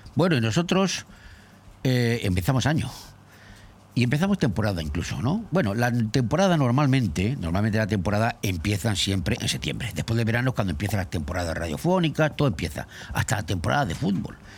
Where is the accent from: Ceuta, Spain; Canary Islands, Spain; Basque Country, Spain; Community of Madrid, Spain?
Community of Madrid, Spain; Madrid; now in Benidorm, Spain; en mi pueblo, en mi barrio, más barrio, Cuatro Caminos de Madrid